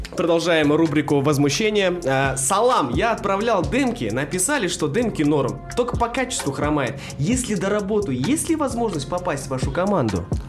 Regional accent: Aktobe, Aktobe Region, Kazakhstan; Мне 23 года, я городом из Актюбинска.

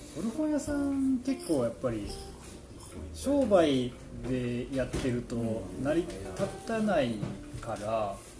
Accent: Kyoto, Japan; 京都出身なんですけど

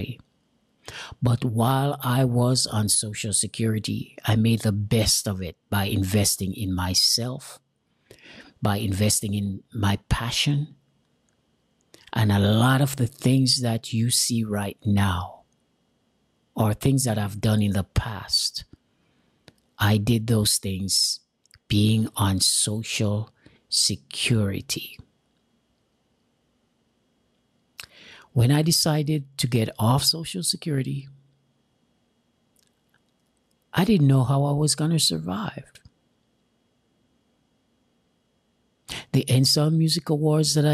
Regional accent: Jamaica; moved away; I'm an immigrant from Jamaica. I have an accent.

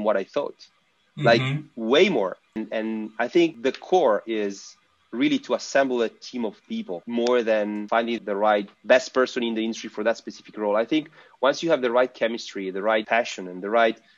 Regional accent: Italy; we are from Italy

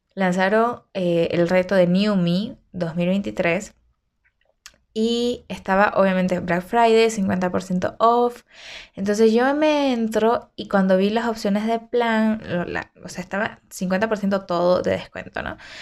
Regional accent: Santa Cruz de la Sierra, Santa Cruz, Bolivia; moved away as an adult; now in Cochabamba, Bolivia; yo todo mi movimiento es en Santa Cruz, ¿no? Entonces, nací allá y todo.

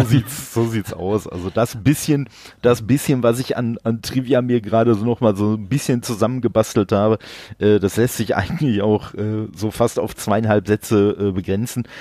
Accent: Dortmund, North Rhine-Westphalia, Germany; now in Duisburg, Germany; ich wohne in Duisburg. Gebürtig, äh, bin ich aus Dortmund

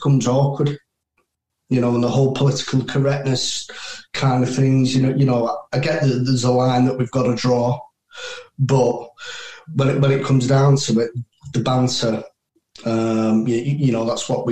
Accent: United Kingdom; as a British soldier

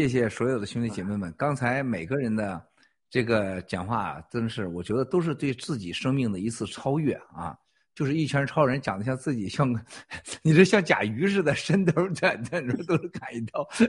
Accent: China; 我说不是。啊，在这之前我不是的，我就说我是来自中国啊。

